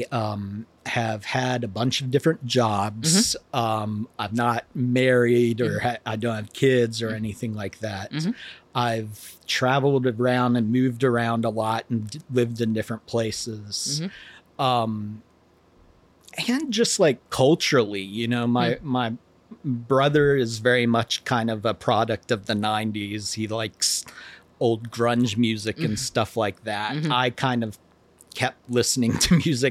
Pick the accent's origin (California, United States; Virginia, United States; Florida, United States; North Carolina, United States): Virginia, United States; Lacey Spring; moved away; I grew up in, it's called Lacey Springs, Virginia, just outside of Harrisonburg.